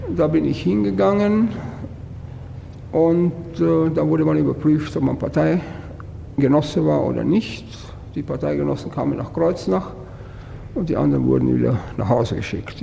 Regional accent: Brno, South Moravian Region, Czechia; moved away as an adult; now in Germany; in meine Heimat gefahren. Bin am vierundzwanzigsten Juni in Brünn gewesen und stand vor meinem Wohnhaus

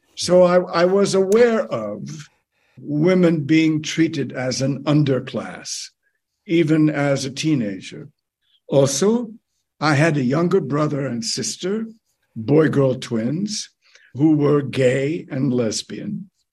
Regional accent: United States; moved away as an adult; now in Canada; my birth country

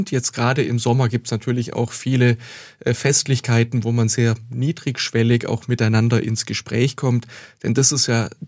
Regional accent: Bad Säckingen, Baden-Württemberg, Germany; born there; Ich war zuvor schon fünf Jahre Stadtrat und Fraktionsvorsitzender in meiner Geburtsstadt Bad Säckingen.

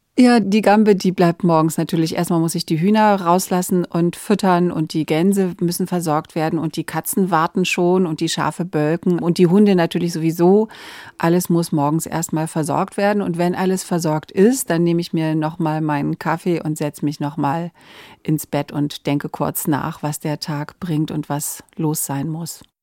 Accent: Verden an der Aller, Lower Saxony, Germany; in dem kleinen Ort, wo ich aufgewachsen bin, in Pferden an der Aller

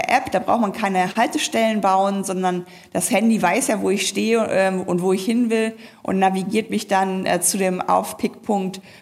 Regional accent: Hamburg, Germany; Und in meiner Heimatstadt Hamburg ist es zum Beispiel 700 Meter autofreier Jungfernstieg.

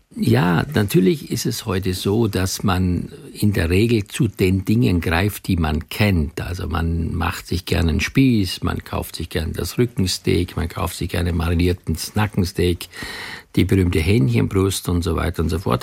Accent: Austria; moved away; ich komme ja gebürtig aus Österreich

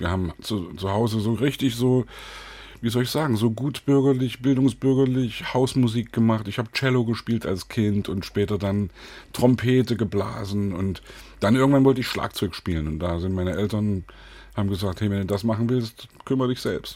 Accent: Leipzig, Saxony, Germany; als Leipziger damals auch 89 mit auf den Straßen war

